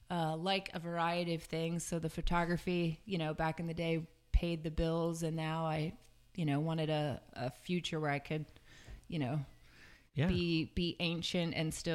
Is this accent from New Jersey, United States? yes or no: yes; Fort Dix, New Jersey, United States; born there; So grew up, I was born at Fort Dix, New Jersey.